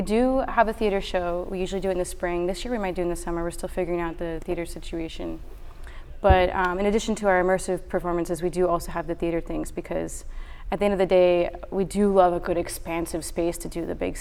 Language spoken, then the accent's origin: English; Houston, Texas, United States; moved away as an adult; also born or lived in Philadelphia, Pennsylvania; now in Austin, United States; I was born in Houston.